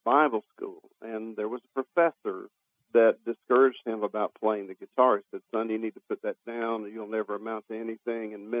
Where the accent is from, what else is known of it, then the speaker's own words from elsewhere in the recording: Jacksonville, Florida, United States; I was raised in Jacksonville, Florida, which is a port city